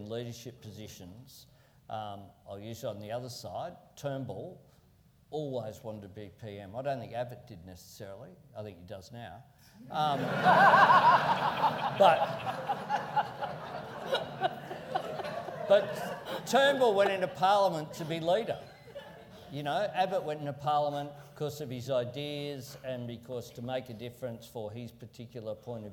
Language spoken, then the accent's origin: English; Sydney, New South Wales, Australia; also born or lived in Marrickville; my old base where I grew up in Camperdown was in the same seat as Marrickville where I lived